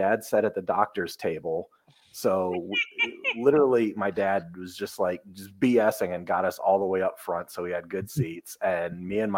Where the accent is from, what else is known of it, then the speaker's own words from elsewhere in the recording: the South, United States; I'm from the South